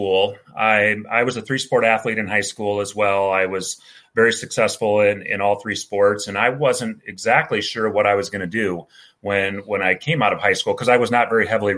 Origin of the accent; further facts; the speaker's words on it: Silvis, Illinois, United States; we grew up in East Moline, actually Silvis, Illinois